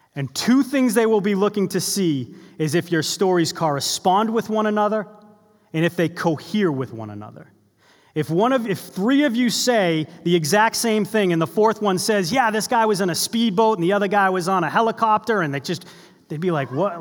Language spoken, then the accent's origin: English; Boston, Massachusetts, United States; I grew up in the Boston area